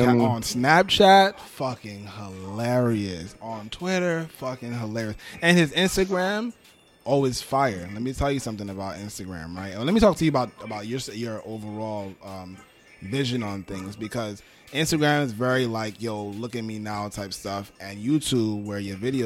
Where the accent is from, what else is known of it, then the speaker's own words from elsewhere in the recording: New York, United States; I'm from New York. I have family in Barbados.